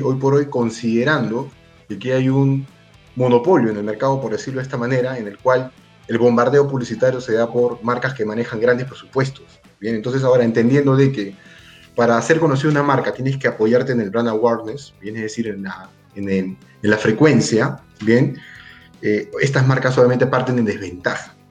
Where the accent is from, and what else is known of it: Peru